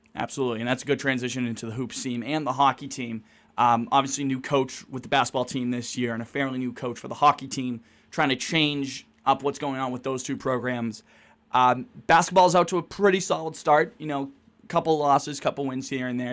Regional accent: Quincy, Massachusetts, United States; I'm Eastern Mass. I'm just south of Boston. I'm from Quincy

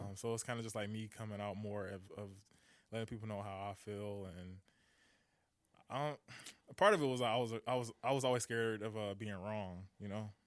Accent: Detroit, Michigan, United States; I'm from Detroit

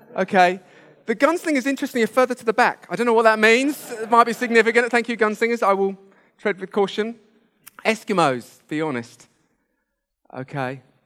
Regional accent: United Kingdom; we're British

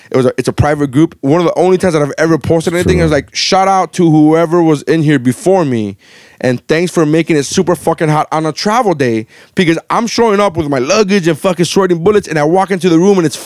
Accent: Nicaragua; now in Miami, United States; I'm Hispanic as fuck, dude. I was born in Nicaragua

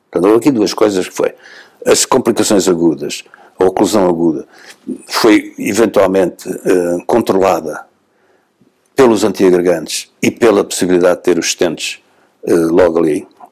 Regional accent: Setúbal, Portugal; de Setúbal, porque é a minha terra

